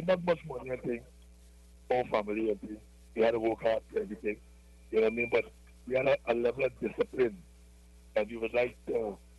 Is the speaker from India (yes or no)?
no; Laventille, Trinidad & Tobago; Yeah, well, I was born in Lavantil.